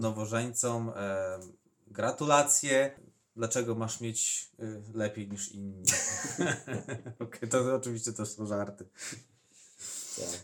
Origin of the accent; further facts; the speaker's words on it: Podlaskie Voivodeship, Poland; u nas na Podlasiu